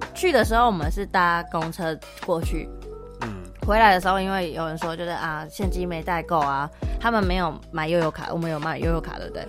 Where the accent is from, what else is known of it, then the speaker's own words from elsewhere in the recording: Taiwan; now in Toronto, Canada; 我们台湾